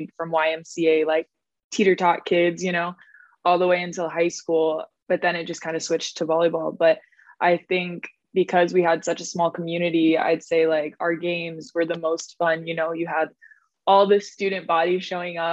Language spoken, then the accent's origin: English; Rapid City, South Dakota, United States; moved away as an adult; also born or lived in France; Grew up in South Dakota